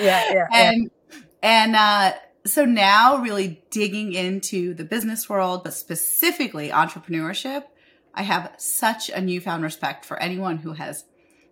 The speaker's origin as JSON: {"language": "English", "country": "India", "moved": "yes", "said": "I'm an Indian immigrant"}